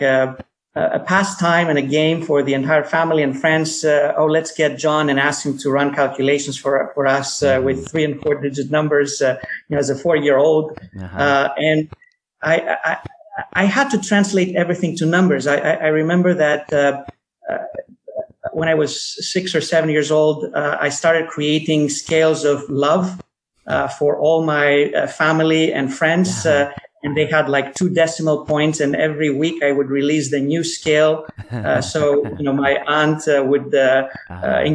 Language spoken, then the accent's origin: English; Athens, Attica, Greece; moved away as an adult; also born or lived in New York, United States; now in United States; I was born in New York, but I grew up mostly in Athens, and I went back to the States after I finished medical school in Athens